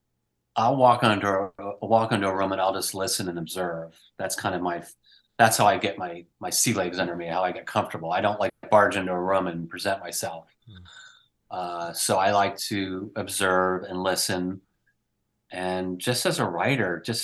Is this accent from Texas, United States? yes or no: no; Northeastern Pennsylvania, United States; now in Pacific Northwest, United States; I grew up in Northeastern Pennsylvania, and now I live on an island in the Pacific Northwest